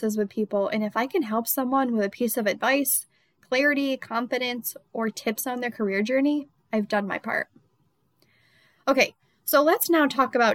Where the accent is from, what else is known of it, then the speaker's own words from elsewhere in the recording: Rochester, New York, United States; moved away as an adult; also born or lived in Charlotte, North Carolina; Rochester, New York, my hometown